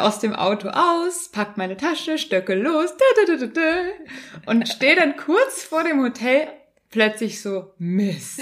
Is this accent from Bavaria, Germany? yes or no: yes; Bavaria, Germany; ich bin Bayerin